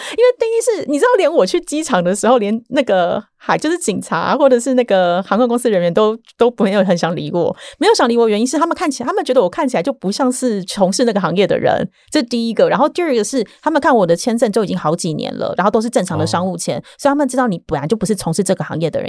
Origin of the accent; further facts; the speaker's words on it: Taiwan; now in Cambodia; 我台湾人